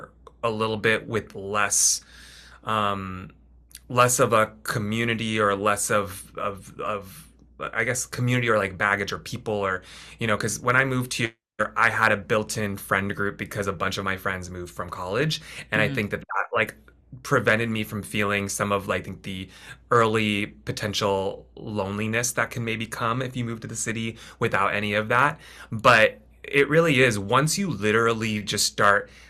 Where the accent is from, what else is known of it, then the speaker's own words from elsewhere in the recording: San Francisco, California, United States; moved away as an adult; also born or lived in Philadelphia, Pennsylvania; now in New York, United States; I'm originally from California, northern, in like Bay Area, San Francisco area